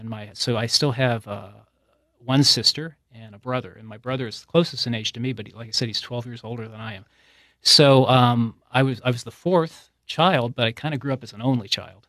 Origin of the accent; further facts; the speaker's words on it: Youngstown, Ohio, United States; moved away; I grew up in, uh, outside of Youngstown, Ohio